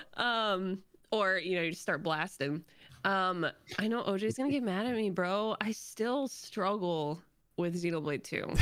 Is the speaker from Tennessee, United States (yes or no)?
no; Florida, United States; moved away; I'm from Florida